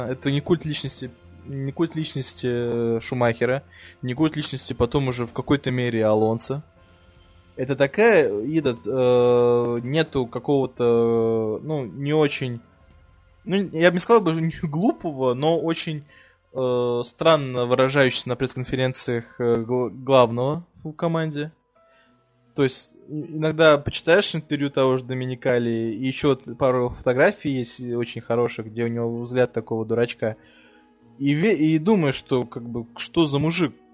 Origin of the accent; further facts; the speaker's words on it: Russia; born there; Ну, вообще, я, я, не, я уже родился в России.